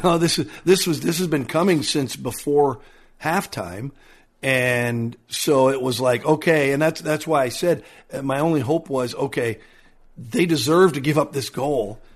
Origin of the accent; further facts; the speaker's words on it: Minnesota, United States; growing up in Minnesota